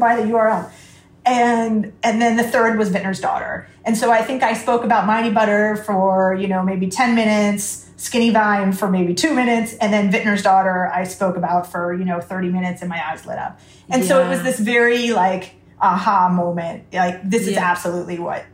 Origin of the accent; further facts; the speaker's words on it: United States; moved away; I'm coming from America